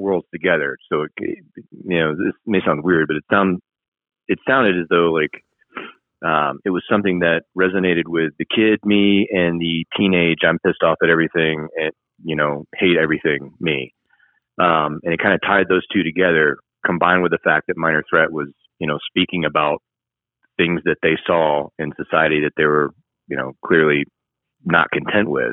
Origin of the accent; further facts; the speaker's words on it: Marietta, Georgia, United States; moved away as an adult; also born or lived in Washington; I grew up in Marietta